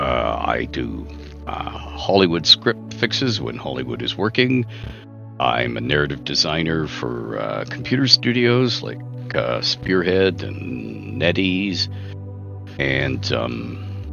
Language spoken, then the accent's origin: English; Canada; I'm Canadian